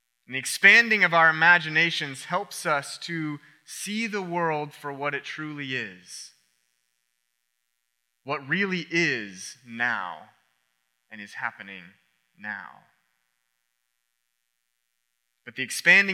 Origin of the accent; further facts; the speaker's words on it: Oklahoma, United States; now in South Florida, United States; I grew up in Oklahoma